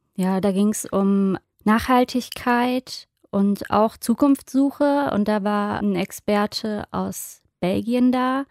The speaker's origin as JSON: {"language": "German", "region": "Rhineland", "country": "Germany", "said": "für mich gerade als Rheinländerin"}